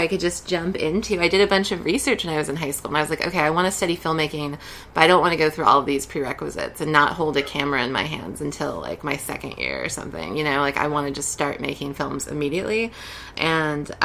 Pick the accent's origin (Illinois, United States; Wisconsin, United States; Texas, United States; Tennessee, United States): Texas, United States; San Antonio; moved away as an adult; also born or lived in Olympia, Washington; now in New York, United States; I grew up in San Antonio, Texas